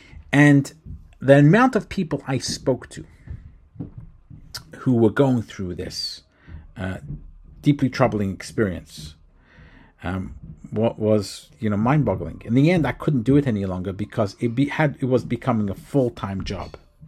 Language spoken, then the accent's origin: English; England, United Kingdom; now in United States; I was brought up in England. I moved to the United States. I also was brought up in a very strict type of institution, Orthodox Judaism.